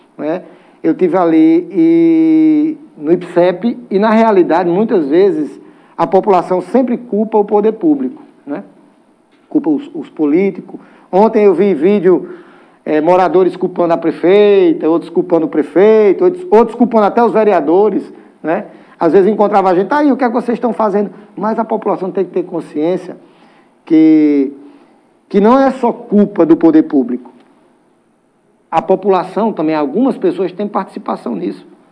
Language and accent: Portuguese; Serra Talhada, Pernambuco, Brazil; Eu nasci e me criei ali na Rua do Rodeio